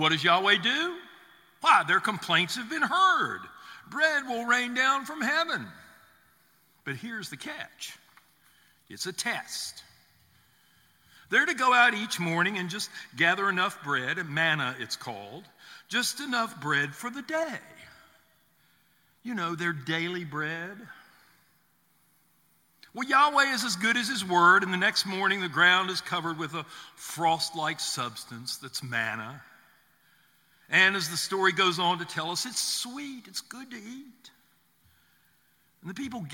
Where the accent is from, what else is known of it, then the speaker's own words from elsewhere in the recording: the South, United States; I grew up in the South in the 50s